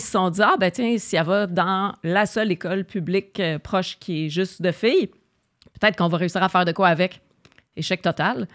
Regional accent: Montreal, Quebec, Canada; Je suis Oshalaga. born, raised

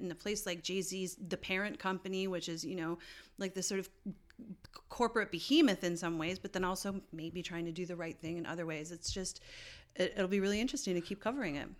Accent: Canada; I am Canadian.

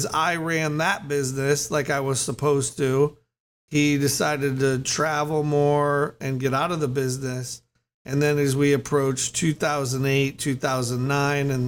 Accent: Chicago, Illinois, United States; moved away as an adult; also born or lived in California; I grew up in the Chicago area

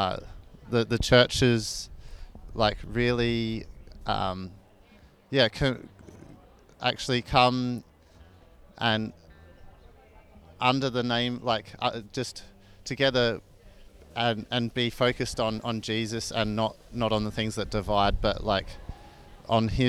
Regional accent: Adelaide, South Australia, Australia; moved away as an adult; now in Ipswich, Australia; I'm originally from Adelaide and I moved up here a year ago for work

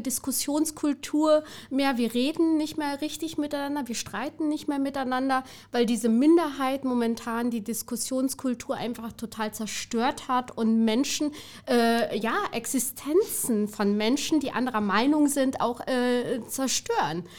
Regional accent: Siegen, North Rhine-Westphalia, Germany; also born or lived in Albania (birth country); In Siegen, wo ich aufgewachsen bin und heute noch häufig bin

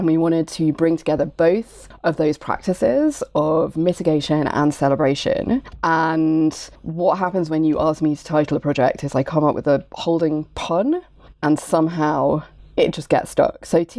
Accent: United Kingdom; I'm a member of queer feminist film curation collective Club des Femmes, although we are British, not French.

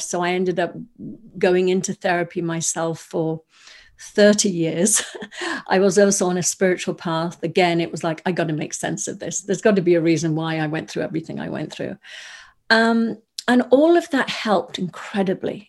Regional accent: Wales, United Kingdom; I grew up in, I was born in Wales, in the U K

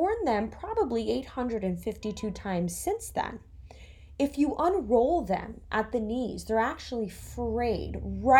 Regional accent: Florida, United States; moved away as an adult; also born or lived in New Jersey; now in New York City, United States; I'm from Florida. I was born in New Jersey, but I've lived in Florida since I was 7 years old.

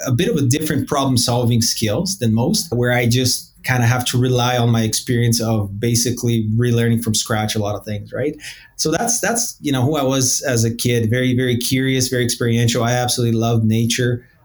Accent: Edmonton, Alberta, Canada; also born or lived in Brazil; so I was born in Brazil I was actually born right off of the equator in Brazil, a uh, nice little beach town, uh, beautiful sunny days every day around 30. And at the age of nine, we decided to move to a more tropical place called Edmonton

